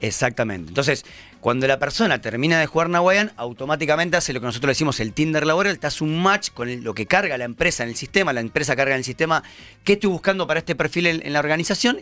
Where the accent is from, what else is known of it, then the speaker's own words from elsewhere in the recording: Pergamino, Buenos Aires Province, Argentina; moved away as an adult; also born or lived in Chile; now in Buenos Aires, Argentina; Yo soy pergaminense, en realidad. A los 18 años me vine a estudiar a Buenos Aires